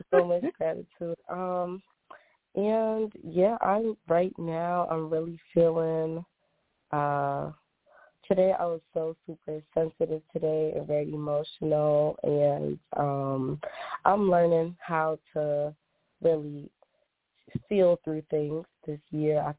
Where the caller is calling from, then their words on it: Boston, Massachusetts, United States; I'm calling from Boston.